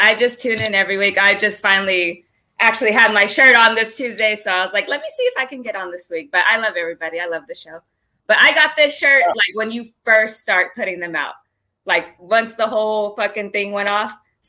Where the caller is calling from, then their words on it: California, United States; From California. I'm in California.